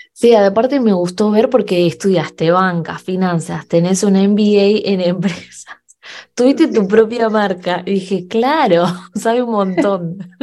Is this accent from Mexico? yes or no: no; Argentina; now in Canada; Soy argentina y vivo en Canadá